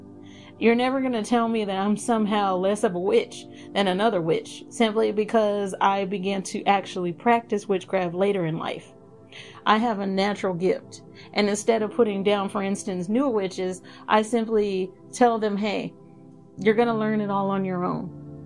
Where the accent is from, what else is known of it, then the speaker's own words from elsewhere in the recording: the South, United States; I'm also from the South, so that doesn't mean that I'm never going to have conservative views.